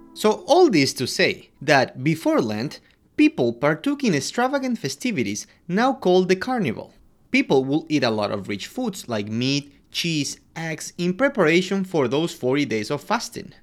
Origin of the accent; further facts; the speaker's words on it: Quito, Pichincha, Ecuador; I'm from Quito, Ecuador